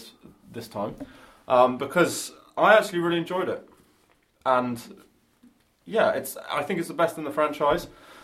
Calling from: England, United Kingdom; I'm calling from England.

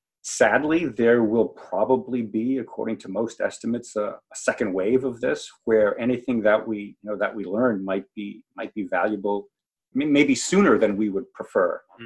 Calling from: Newark, Delaware, United States; I am calling from Newark, Delaware. That's where the University of Delaware is.

